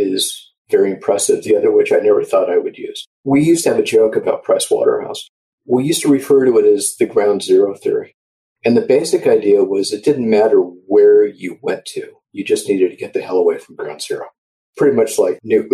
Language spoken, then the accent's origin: English; Orange County, Southern California, United States; I grew up in Orange County, Southern California